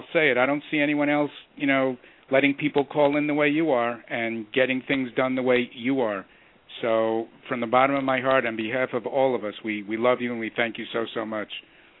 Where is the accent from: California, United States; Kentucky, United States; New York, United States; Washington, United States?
New York, United States; I'm a New Yorker.